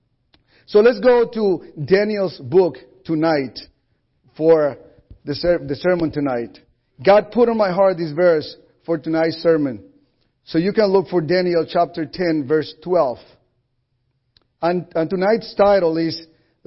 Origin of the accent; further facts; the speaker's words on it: Colombia; first language Spanish; English is a second language; now in United States; I'm Colombian, I'm originally from Colombia, South America